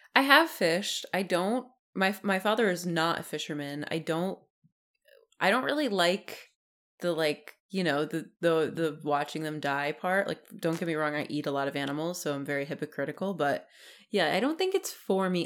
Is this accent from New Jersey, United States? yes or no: yes; New Jersey, United States; even though I'm from New Jersey, my family hates the beach